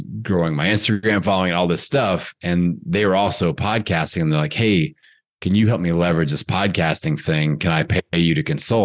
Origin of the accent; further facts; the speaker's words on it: Bloomington, Indiana, United States; a fitness business opportunity in my hometown back in Bloomington, Indiana